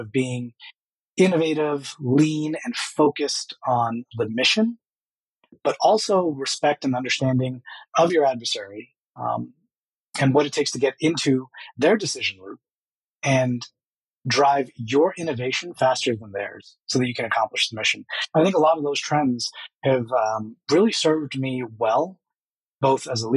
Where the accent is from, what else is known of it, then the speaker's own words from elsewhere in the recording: New York City, New York, United States; moved away; I was born in the South Bronx, very strong Caribbean, Guyanese culture around me